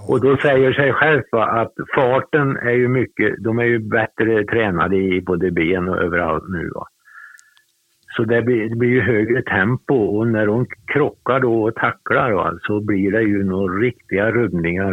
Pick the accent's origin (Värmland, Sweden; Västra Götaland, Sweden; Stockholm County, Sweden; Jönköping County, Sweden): Värmland, Sweden; Torsby; also born or lived in Hagfors / Gothenburg; now in Sunne, Sweden; jag bodde kvar hos mormor och morfar tills jag var åtta år